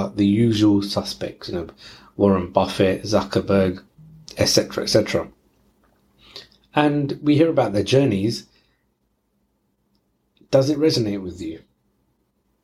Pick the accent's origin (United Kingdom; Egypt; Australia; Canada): United Kingdom; London; I'm from East London, so that's where the lingo comes from.